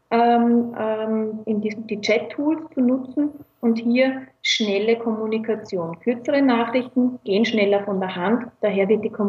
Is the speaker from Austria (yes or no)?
yes; Tausendblum, Lower Austria, Austria; now in Vienna, Austria; ursprünglich aus Niederösterreich, aus Tausendblum, um genau zu sein, aber mittlerweile in Wien hauptsächlich gelandet.